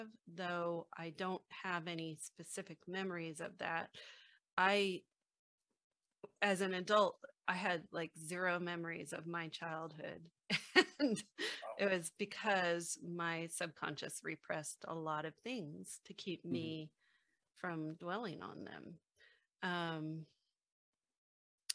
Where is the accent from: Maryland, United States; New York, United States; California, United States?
California, United States; San Francisco; I was born in the Haight-Ashbury district of San Francisco in the mid-1960s.